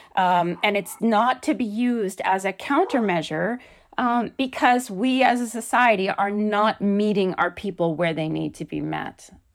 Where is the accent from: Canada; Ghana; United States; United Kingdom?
Canada; as a Canadian